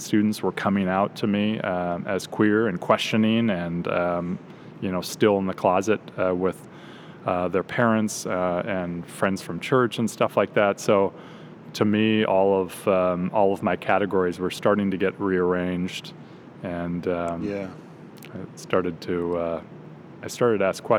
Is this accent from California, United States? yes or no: yes; Orange County, Southern California, United States; also born or lived in Kansas; I'm a Southern California native. I grew up in Orange County, which is about an hour south of LA in the suburbs.